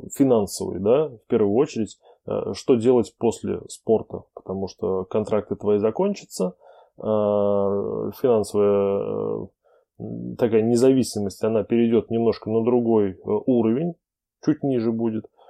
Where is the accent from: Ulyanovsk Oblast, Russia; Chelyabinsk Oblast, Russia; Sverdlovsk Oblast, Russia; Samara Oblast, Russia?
Samara Oblast, Russia; Samara; в моем родном городе Самара